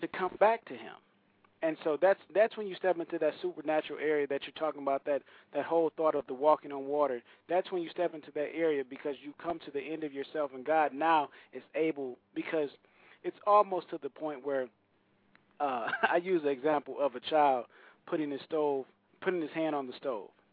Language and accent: English; Saginaw, Michigan, United States; now in Nashville, United States; I grew up in Saginaw, Michigan